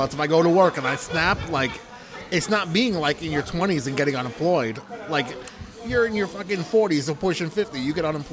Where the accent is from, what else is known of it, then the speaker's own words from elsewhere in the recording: Centereach, New York, United States; moved away as an adult; also born or lived in Pennsylvania / Bay Shore, New York; now in New York City, United States; My parents live in Rocky Point, but I grew up in Center Reach and Bayshore